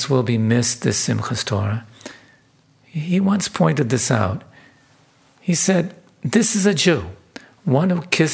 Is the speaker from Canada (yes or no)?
yes; Vancouver, British Columbia, Canada; my hometown of Vancouver